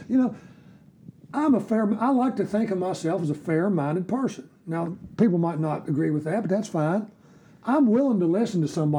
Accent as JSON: {"language": "English", "region": "West Virginia", "country": "United States", "said": "I'm proud to say I'm from West Virginia because I wouldn't want to be anywhere else."}